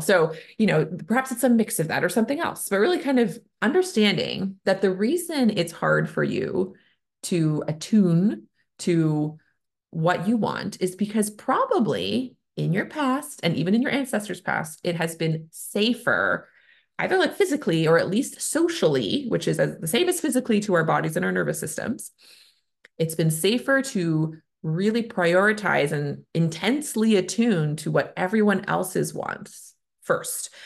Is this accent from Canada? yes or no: yes; Canada; I'm a Canadian family physician